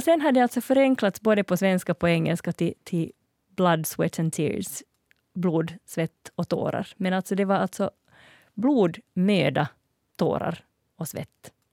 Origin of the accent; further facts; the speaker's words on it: Finland; jag är finlandssvensk